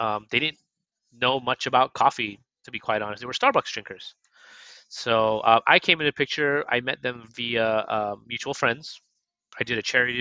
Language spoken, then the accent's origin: English; Vallejo, California, United States; also born or lived in Connecticut / Alameda, California; I'm originally from the Bay Area, from Vallejo, California.